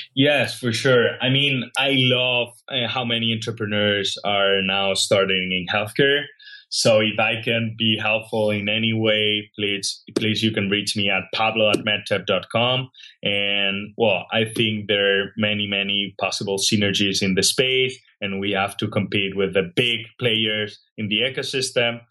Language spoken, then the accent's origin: English; Catalonia, Spain; English is a second language; moved away as an adult; now in San Francisco, United States; I grew up in Spain